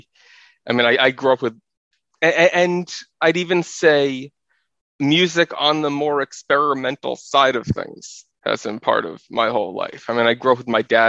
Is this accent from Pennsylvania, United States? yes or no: no; New York City, New York, United States; I grew up in New York City, living in an apartment